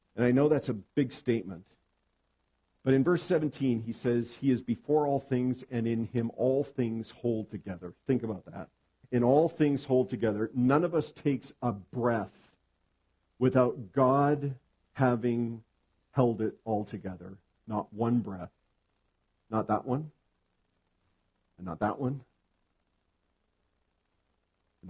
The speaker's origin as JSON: {"language": "English", "town": "Edmonton", "region": "Alberta", "country": "Canada", "tie": "born or raised there", "moved": "as an adult", "lives_now": "southern British Columbia, Canada", "said": "I'm from Edmonton, Alberta. I was born and raised there, spent the first 30 years of my life"}